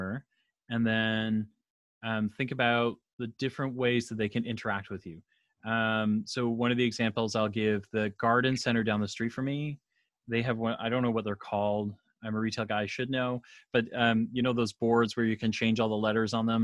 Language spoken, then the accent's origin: English; Canada; I'm Canadian